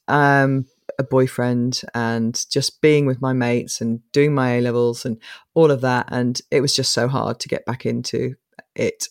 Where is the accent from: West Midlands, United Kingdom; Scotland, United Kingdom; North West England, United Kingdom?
West Midlands, United Kingdom; Coventry; from this flat, two bedroom flat, three kids in Coventry.